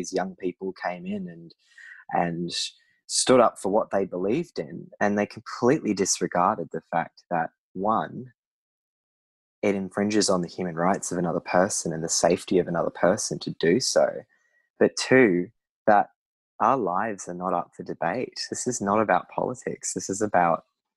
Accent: Sydney, New South Wales, Australia; moved away as an adult; now in Brisbane, Australia; I grew up in a very progressive suburb of Sydney, Newtown

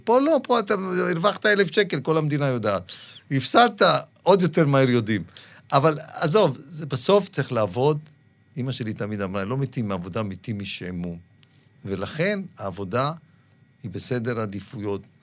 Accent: Dimona, Southern District, Israel; moved away; also born or lived in Tangier, Morocco; אני גדלתי בדימונה

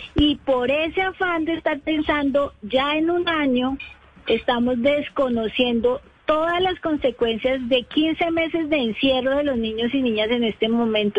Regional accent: Bogotá, Colombia; yo soy de Bogotá

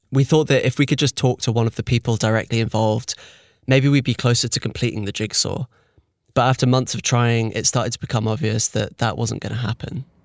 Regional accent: United Kingdom; I'm British

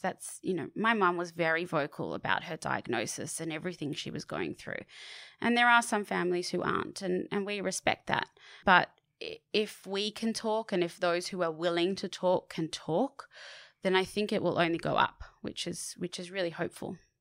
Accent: Sydney, New South Wales, Australia; I did grow up on Bondi Beach

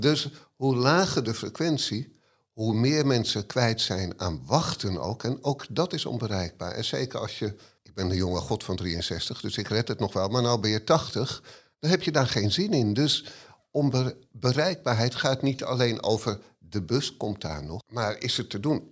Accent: Amsterdam, North Holland, Netherlands; ik ben geboren en getogen in Hartje Amsterdam

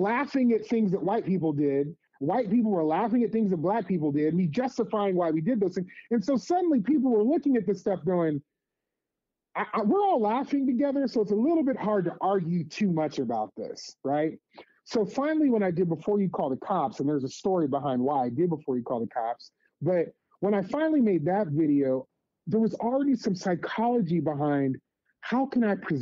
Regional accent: Las Vegas, Nevada, United States; moved away as an adult; also born or lived in Santa Cruz area; growing up in Las Vegas, I grew up in a hugely different community

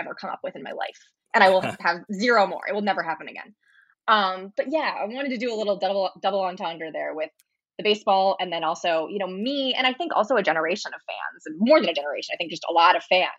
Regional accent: St. Louis, Missouri, United States; I'm from St. Louis, so I grew up with baseball everywhere

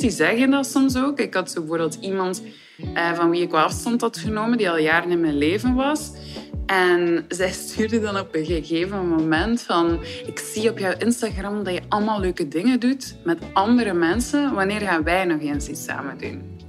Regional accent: Ostend, Flanders, Belgium; Ik ben 34 jaar en ik ben van Oostende.

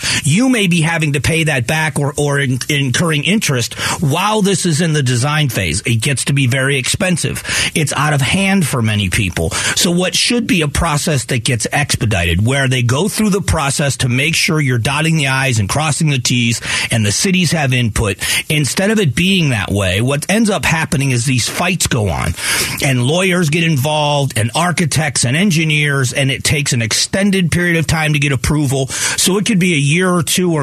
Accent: Fort Myers, Florida, United States; also born or lived in Ohio; now in Phoenix, United States; Fort Myers is where I grew up. I was born in Ohio, but I grew up in Florida

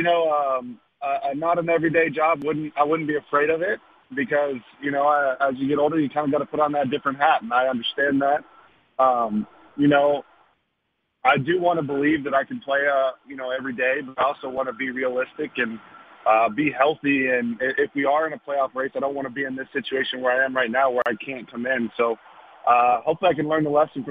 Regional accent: Arlington area, Texas, United States; moved away; where I grew up

